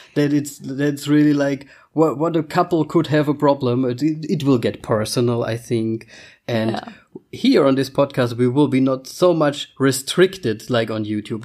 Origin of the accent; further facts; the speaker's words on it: Germany; first language German; English is a second language; also born or lived in Vienna, Austria; I'm from Austria, or I was born in Austria, but I lived almost my whole life in Germany. So uh, Austria or not Austria, still German is my mother tongue.